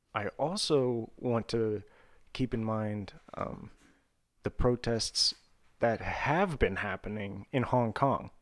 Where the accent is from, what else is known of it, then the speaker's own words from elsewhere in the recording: Vandalia, Ohio, United States; my hometown in Ohio